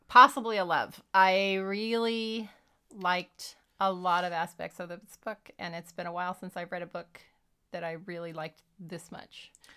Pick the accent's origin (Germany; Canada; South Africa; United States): United States; California; growing up in California in the '70s